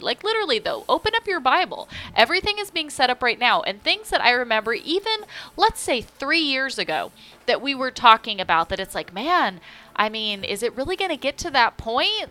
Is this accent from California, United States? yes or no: yes; California, United States; now in North Carolina, United States; growing up in California